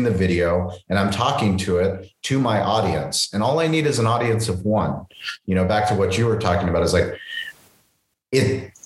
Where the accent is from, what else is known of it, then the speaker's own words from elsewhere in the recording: San Diego, California, United States; I'm from San Diego